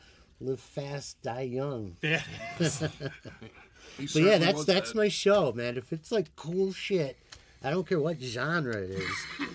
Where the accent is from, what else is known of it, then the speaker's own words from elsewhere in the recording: Henrietta, New York, United States; also born or lived in Brighton, New York; We moved from Henrietta to Brighton when I was in my, not quite 16